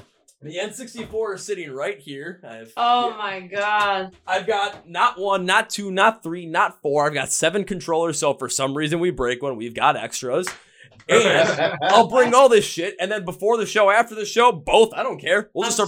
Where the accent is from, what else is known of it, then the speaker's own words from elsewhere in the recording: Milwaukee, Wisconsin, United States; I am from Milwaukee, Wisconsin.